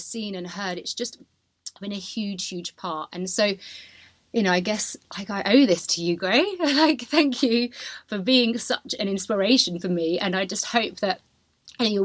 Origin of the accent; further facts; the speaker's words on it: Dorset, South West England, United Kingdom; also born or lived in Tamworth / London; now in Ibiza, Spain; when I was 15 months old, my dad got a promotion and he moved down to Dorset, where I spent my whole of my childhood